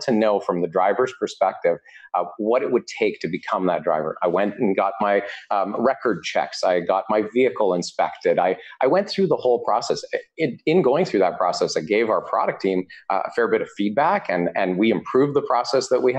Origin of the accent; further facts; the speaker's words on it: Vancouver, British Columbia, Canada; I'm from Vancouver, so I've lived in Vancouver for over 15 years